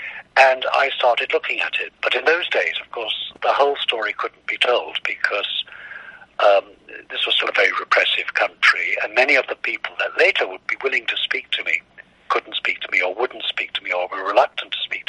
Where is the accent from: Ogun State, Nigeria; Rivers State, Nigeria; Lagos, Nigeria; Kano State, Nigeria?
Kano State, Nigeria; Kano; I grew up in West Africa. My parents worked in West Africa. We lived in Nigeria when I was a kid.